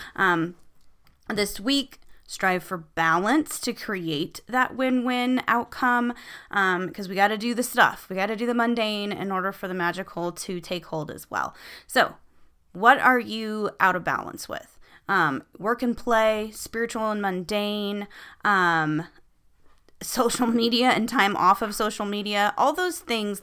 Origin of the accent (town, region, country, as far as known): United States